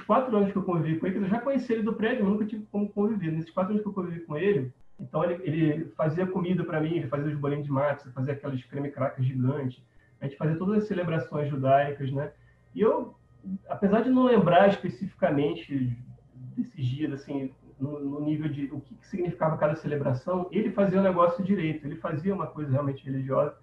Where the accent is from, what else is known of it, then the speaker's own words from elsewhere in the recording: Rio de Janeiro, Brazil; now in Campo Grande, Brazil; Hoje eu moro em Campo Grande, Mato Grosso do Sul, mas eu sou originalmente do Rio de Janeiro. Então eu cresci ali na Gávea, perto do Clube do Flamengo